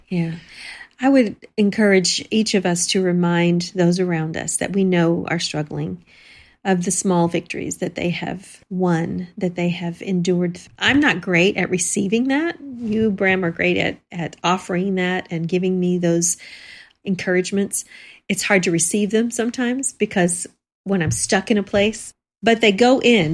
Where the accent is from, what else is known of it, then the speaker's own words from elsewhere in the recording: Texas, United States; growing up in Texas